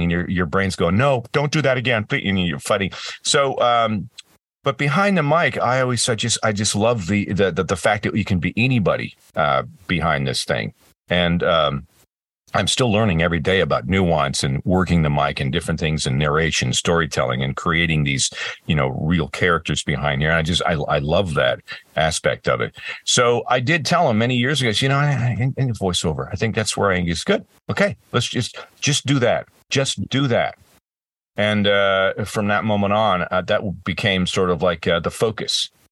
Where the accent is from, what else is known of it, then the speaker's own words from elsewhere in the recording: across the border from Buffalo, Rochester, Ontario, Canada; I grew up across in Canada and across the border from Buffalo, Rochester